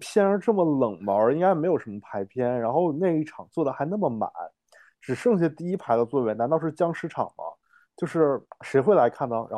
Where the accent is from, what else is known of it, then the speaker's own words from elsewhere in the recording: Harbin, Heilongjiang, China; also born or lived in Beijing; 我也是哈尔滨人。